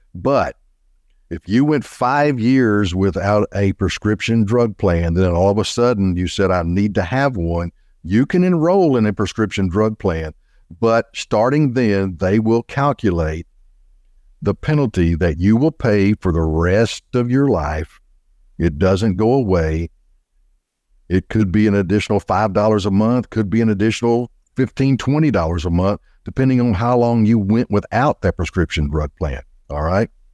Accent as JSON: {"language": "English", "town": "Little Rock", "region": "Arkansas", "country": "United States", "tie": "born or raised there", "also_born_or_lived": "Fayetteville, Arkansas / Benton, Arkansas", "said": "was born and raised in Little Rock, Arkansas"}